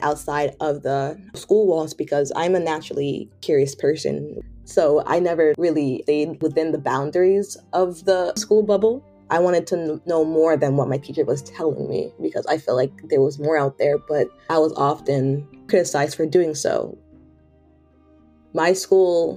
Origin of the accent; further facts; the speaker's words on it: Hartford, Connecticut, United States; moved away as an adult; also born or lived in Washington, D.C.; I was born in Hartford, Connecticut. I was born in a predominantly Black neighborhood